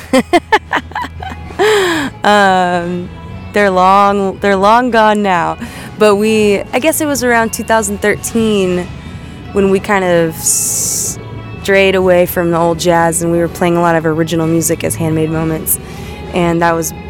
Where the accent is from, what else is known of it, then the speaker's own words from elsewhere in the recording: Eureka Springs, Arkansas, United States; now in California, United States; I'm from the Eureka Springs area of Arkansas, which is up in the Ozark Mountains